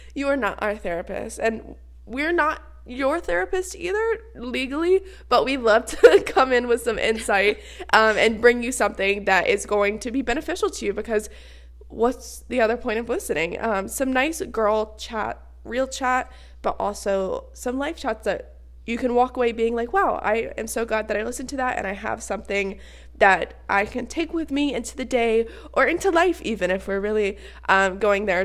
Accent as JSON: {"language": "English", "country": "United States", "said": "I am a girl from the States"}